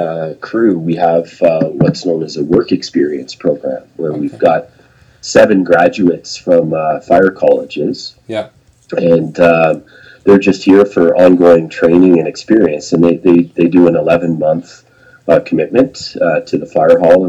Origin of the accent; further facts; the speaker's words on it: a little town outside of Toronto, Ontario, Canada; also born or lived in Banff / Lake Louise; now in Big White, Canada; I grew up in a little town outside of Toronto